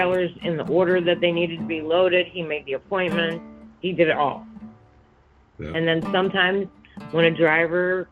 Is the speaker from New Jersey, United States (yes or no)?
yes; New Jersey, United States; moved away as an adult; now in Chicago, United States; I'm from Jersey